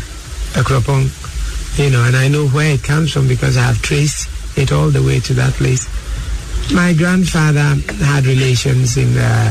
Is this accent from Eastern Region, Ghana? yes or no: yes; Koforidua, Eastern Region, Ghana; also born or lived in Axim, Ghana / Kumasi, Ghana; So I love the fact that I'm a perfect Southern Ghanaian. Then I grew up in Kumasi with my father in the 50s. You know, so I picked up tree very well. And grew up in Kofridwa, where I went to school. So I speak the Achim Gabing Akiapim trees